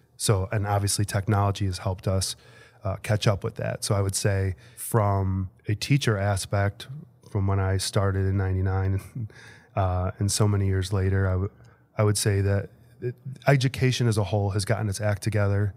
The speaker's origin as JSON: {"language": "English", "town": "Bensenville", "region": "Illinois", "country": "United States", "tie": "born or raised there", "said": "I am from Bensonville, Illinois"}